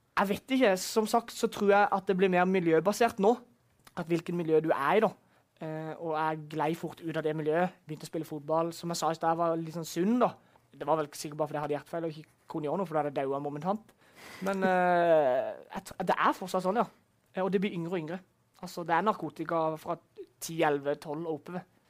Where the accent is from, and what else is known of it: Vennesla, Agder, Norway; born or raised there